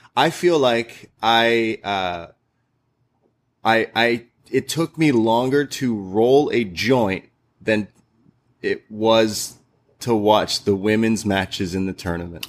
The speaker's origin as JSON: {"language": "English", "country": "Canada", "said": "we're Canadian"}